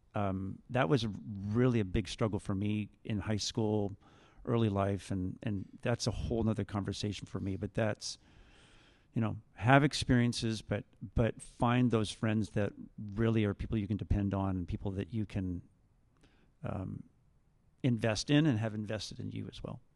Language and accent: English; Vineland, Ontario, Canada; also born or lived in Jordan Station, Ontario; I live in Jordan Station, and I grew up in Vineland.